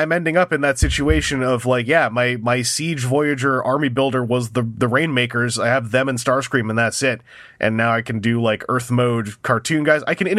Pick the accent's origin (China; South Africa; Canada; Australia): Canada; I might pick it up if it's not hard to get as a Canadian.